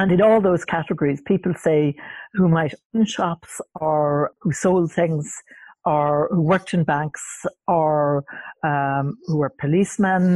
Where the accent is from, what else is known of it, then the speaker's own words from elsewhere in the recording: Wexford, Leinster, Ireland; I was the little Protestant child in Wexford